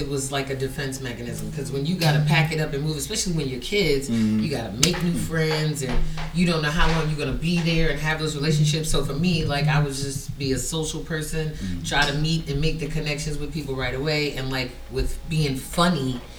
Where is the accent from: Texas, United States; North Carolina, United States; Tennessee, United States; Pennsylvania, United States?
North Carolina, United States; Fayetteville; also born or lived in Baltimore / Germany; I was born and raised in Fayetteville, North Carolina, or Fort Bragg, the military base. And then I lived in Baltimore for like a couple years when my mother had to deploy. Then I moved to Germany. I went to high school in Germany.